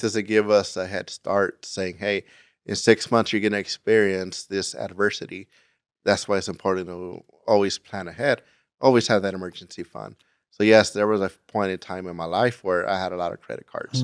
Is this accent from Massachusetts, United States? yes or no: no; Gardena, California, United States; moved away as an adult; I am from Gardena, California, uh, which is in Los Angeles County, and I lived there until I joined the military right after high school